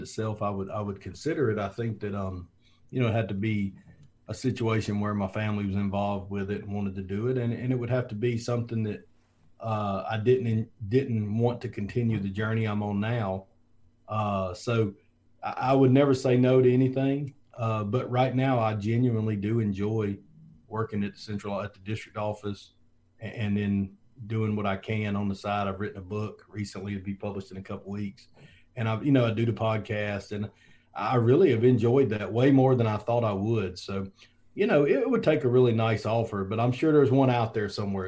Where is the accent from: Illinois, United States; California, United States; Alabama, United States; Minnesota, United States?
Alabama, United States; Foley; moved away; also born or lived in Georgia; I'm from Foley, Alabama, same place as Julio Jones and Kenny Stabler and a couple other people, but South Alabama and the beach, and um, you know football's just big down there, and we just grew up playing